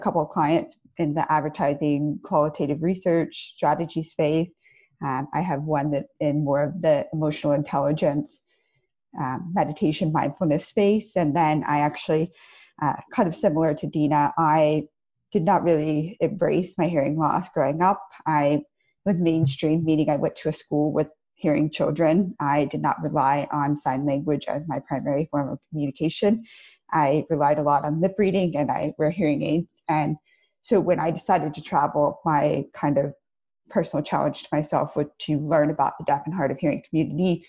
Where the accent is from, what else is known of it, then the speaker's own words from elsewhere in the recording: outside of Atlanta, Georgia, United States; moved away as an adult; now in Los Angeles, United States; I grew up outside of Atlanta, Georgia